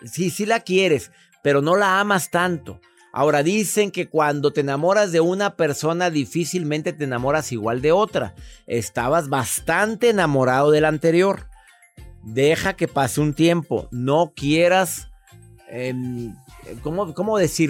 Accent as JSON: {"language": "Spanish", "country": "Costa Rica", "said": "Soy de Costa Rica"}